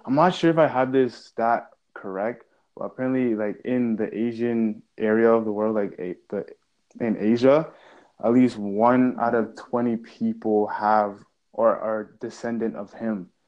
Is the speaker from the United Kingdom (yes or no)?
no; Canada; we are both Canadian.